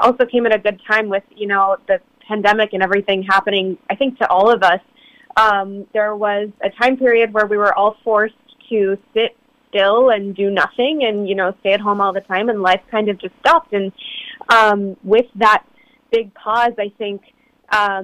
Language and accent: English; United States; a child growing up in the United States